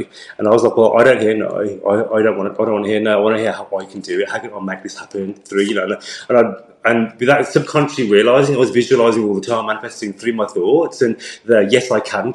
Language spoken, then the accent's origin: English; United Kingdom; growing up as a British Asian guy